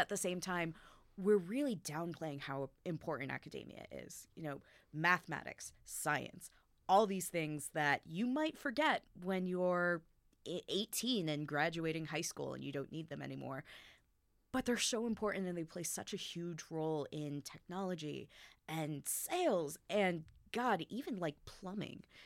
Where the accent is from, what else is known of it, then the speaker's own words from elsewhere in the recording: United States; I was growing up in America